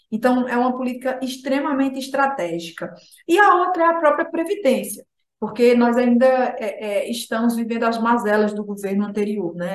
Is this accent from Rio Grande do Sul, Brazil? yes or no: no; Alagoas, Brazil; eu sou sertaneja, né? Filha de um assentado do crédito fundiário